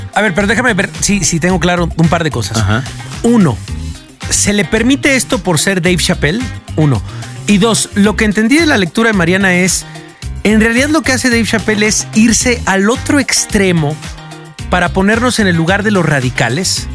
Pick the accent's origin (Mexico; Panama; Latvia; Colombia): Mexico; como mexicanos